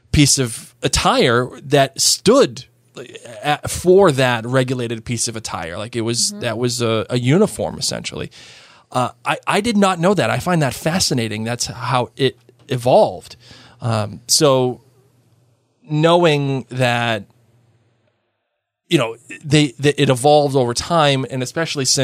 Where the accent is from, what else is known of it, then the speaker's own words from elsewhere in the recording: Massachusetts, United States; I'm from Massachusetts.